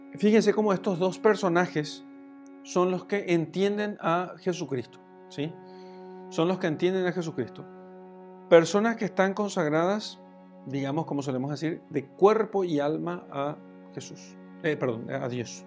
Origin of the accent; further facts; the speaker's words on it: Paraguay; como se dice en mi país, en Paraguay